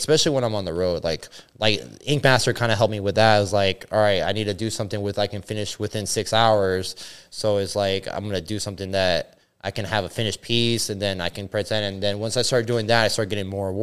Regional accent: Miami, Florida, United States; also born or lived in Venezuela / Orlando; growing up in Miami

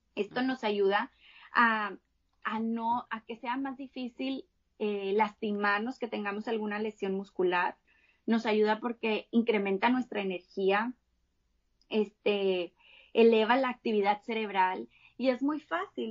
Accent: Monterrey, Nuevo León, Mexico; Yo soy de Monterrey, de acá de México

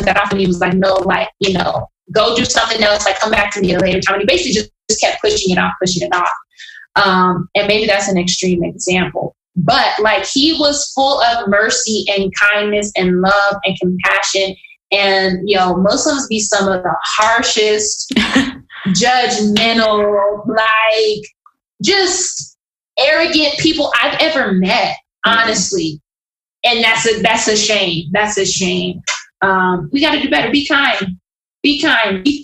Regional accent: United States; I'm American and I'm African

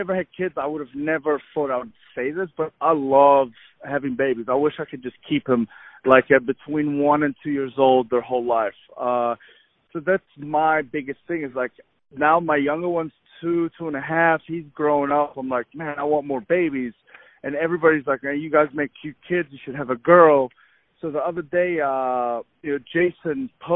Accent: New Zealand; moved away as an adult; also born or lived in Egypt / Saudi Arabia / Buffalo, New York, United States; now in United States; I'm from Egypt, originally from Egypt. I moved to New Zealand when I was 9 years old. Grew up in New Zealand till about 19.

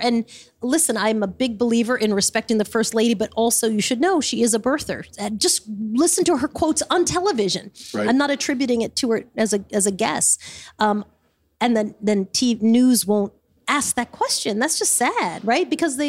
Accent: Smithtown, New York, United States; I grew up in Smithtown.

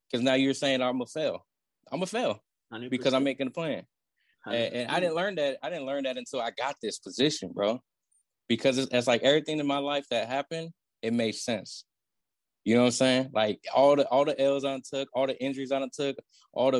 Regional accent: Oakland, California, United States; I grew up in Oakland

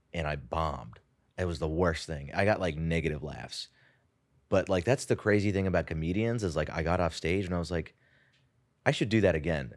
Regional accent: San Jose, California, United States; moved away as an adult; also born or lived in India; now in New York, United States; I did grow up in the Bay Area. I was actually born in India

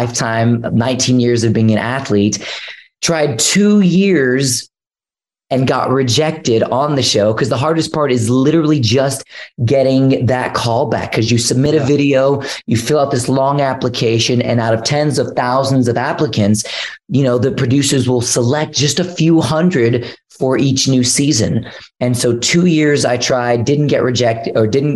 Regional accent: Houston, Texas, United States; I grew up in Houston, Texas, where there's like millions and millions of people

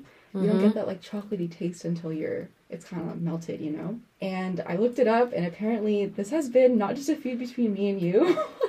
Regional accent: Orange County, Southern California, United States; moved away as an adult; now in Santa Cruz, United States; I was born and raised in Southern California in Orange County

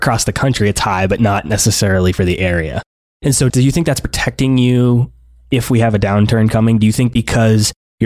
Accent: Boston, Massachusetts, United States; I'm from Boston

